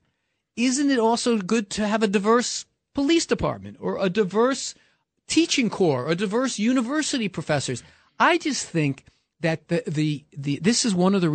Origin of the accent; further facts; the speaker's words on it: New York City, New York, United States; growing up in New York City